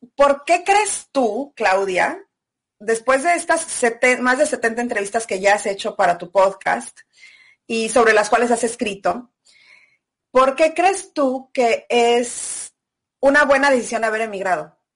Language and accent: Spanish; Celaya, Guanajuato, Mexico; moved away as an adult; also born or lived in Mexico City / Australia; soy de Celaya, en México